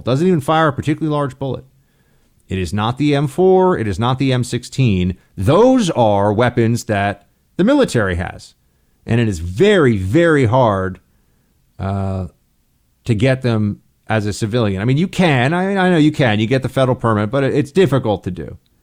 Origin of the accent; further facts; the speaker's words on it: New York, United States; Senator for the State of New York, my home state